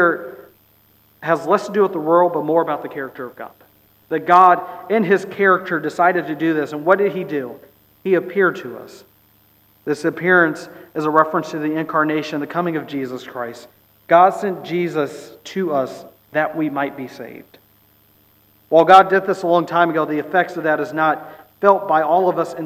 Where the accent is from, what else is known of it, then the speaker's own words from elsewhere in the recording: Bay Area, California, United States; I grew up in the Bay Area